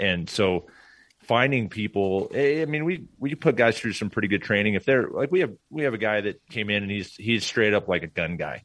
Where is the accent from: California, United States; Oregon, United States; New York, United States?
Oregon, United States; Portland; moved away; I grew up in Portland, Oregon.